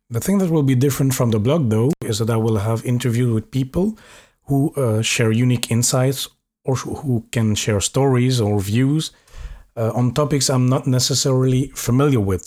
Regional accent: Belgium; also born or lived in Norway / Paris, France; now in Luxembourg; I'm from Belgium

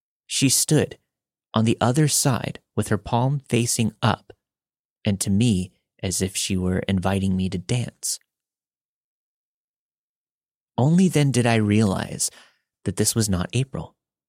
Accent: Philippines; moved away; I was born in the Philippines and grew up on the same property as my mother's side of the family.

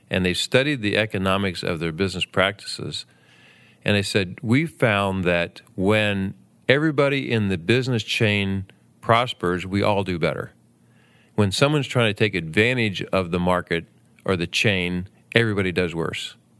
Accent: Southern Ohio, United States; also born or lived in Bowling Green, Ohio; I grew up in Southern Ohio and moved north to Bowling Green, Ohio

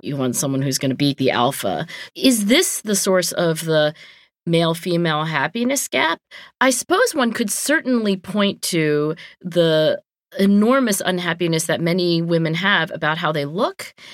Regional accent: Cherry Hill, New Jersey, United States; my hometown of Cherry Hill, New Jersey

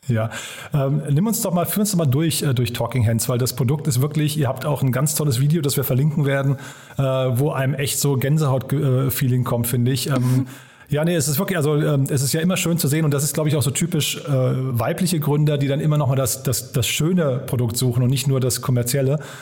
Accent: Frankfurt, Hesse, Germany; meine Heimatstadt nach Frankfurt.

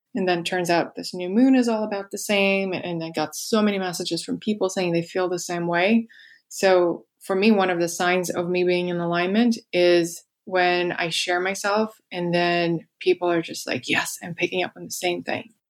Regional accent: Moscow, Russia; moved away; I grew up in Russia in Moscow, and I just never felt like I belonged there

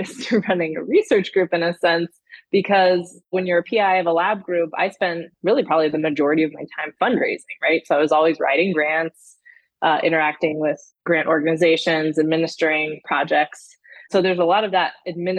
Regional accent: Houston, Texas, United States; moved away as an adult; I grew up in Houston, Texas

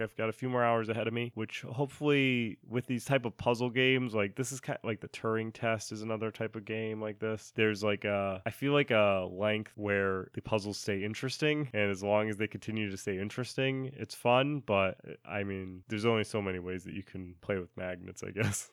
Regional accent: Rhode Island, United States; I'm from Rhode Island

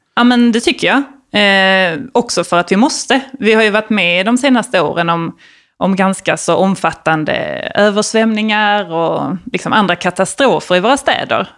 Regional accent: Malmö, Skåne, Sweden; jag är uppvuxen i, i Malmö, eller lite utanför Malmö som man kanske hör

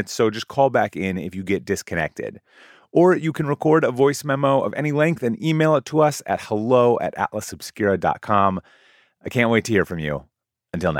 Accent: Minnesota, United States; I grew up in Minnesota

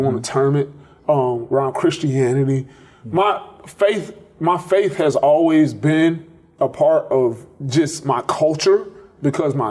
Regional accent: Tallahassee, Florida, United States; moved away as an adult; also born or lived in Fort Myers, Florida; now in Clemson, United States; When I was in third grade, we moved from Fort Myers to Tallahassee, and that's where I primarily grew up

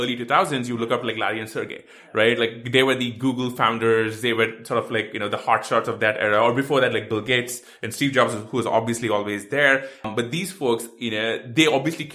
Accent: India; moved away as an adult; now in United States; I grew up in India, you know, moved to the US about 10, 11 years ago

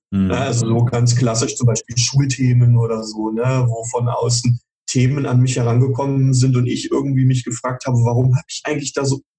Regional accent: Schauenburg, Hesse, Germany; Ähm, ja, also ich komme örtlich, komme ich lokal aus Schauenburg, äh, in der mhm. Nähe von Kassel.

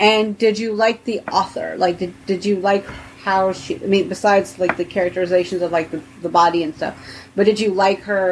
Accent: United States; I'm from America

